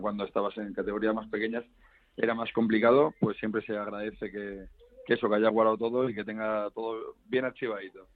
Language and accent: Spanish; Community of Madrid, Spain; yo como madrileño